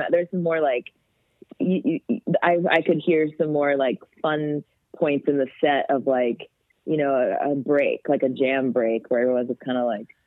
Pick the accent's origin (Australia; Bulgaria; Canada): Canada; "Hi, we're …. We're from Canada,"